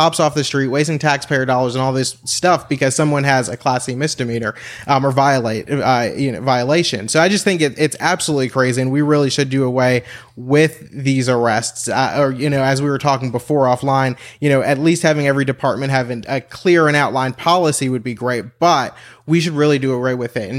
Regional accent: New Jersey, United States; moved away as an adult; now in Texas, United States; I'm originally from New Jersey, and I moved here 5 years ago

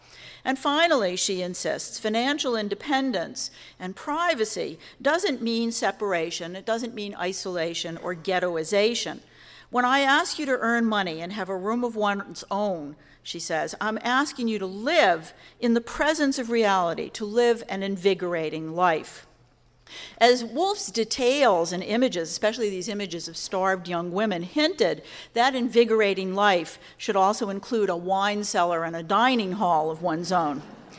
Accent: United States; as an American

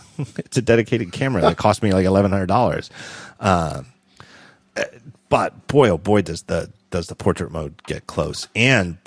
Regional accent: Philadelphia, Pennsylvania, United States; as a Philadelphian

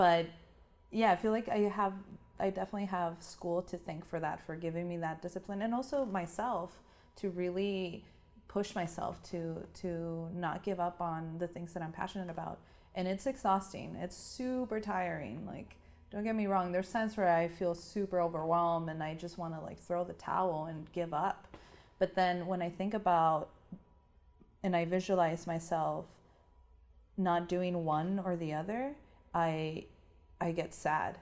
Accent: Tijuana, Baja California, Mexico; moved away as an adult; now in San Diego, United States; But I grew up in Tijuana and lived in Tijuana my whole life

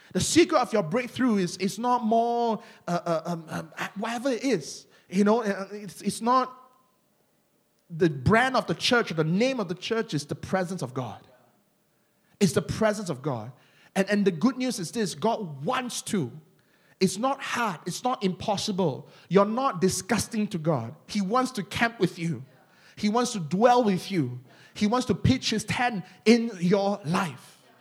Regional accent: Malaysia; accent: Malaysian; my Malaysian accent

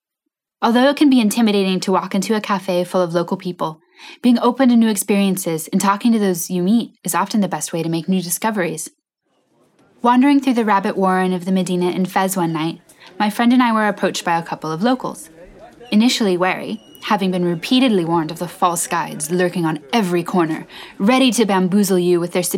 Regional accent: Cardiff, Wales, United Kingdom; Take my favorite cafe in my hometown of Cardiff, for example.

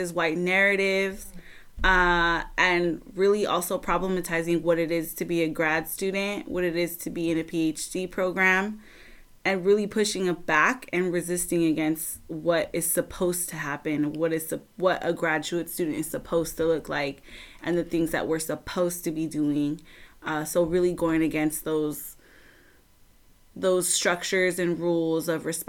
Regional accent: Southern California, United States; I'm from Southern California

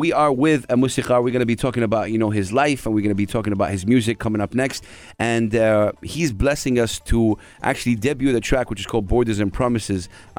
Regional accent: Saudi Arabia; Because I'm from Saudi Arabia.

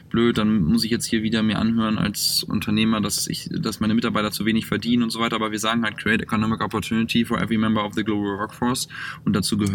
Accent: Northern Germany, Germany; moved away as an adult; also born or lived in Cologne / Düsseldorf / Hamburg; now in Mountain View, United States; komme ja nun aus dem Norden

